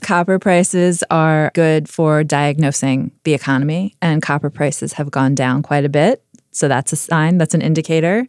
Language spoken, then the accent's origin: English; United States; as an American